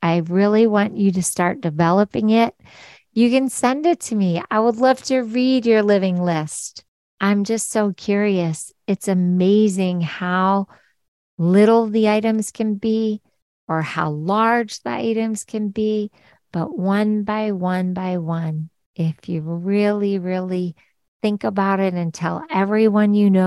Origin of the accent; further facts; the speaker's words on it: Philadelphia, Pennsylvania, United States; we're both from Philadelphia